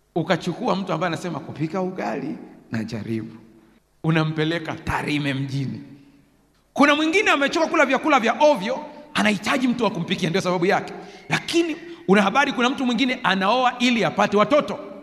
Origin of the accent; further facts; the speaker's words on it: Sukumaland, Tanzania; Nilizaliwa Usukumani